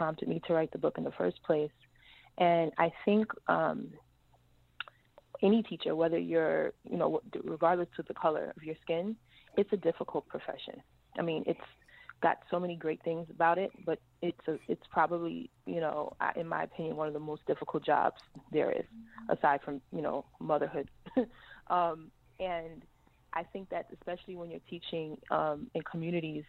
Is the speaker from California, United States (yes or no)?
no; New York City, New York, United States; I come from Edenwell Projects in the Bronx